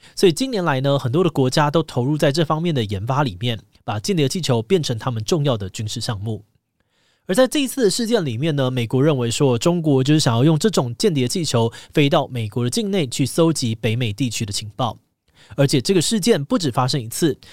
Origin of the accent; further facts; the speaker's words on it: Taiwan; 身为台湾人